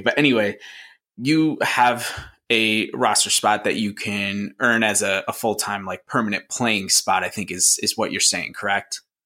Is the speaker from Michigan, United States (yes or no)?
no; Syracuse, New York, United States; where I grew up in the Syracuse, New York area.